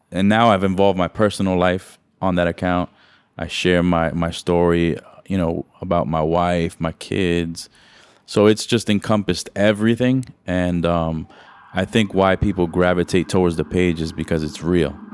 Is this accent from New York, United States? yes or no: yes; New York City, New York, United States; I grew up in New York City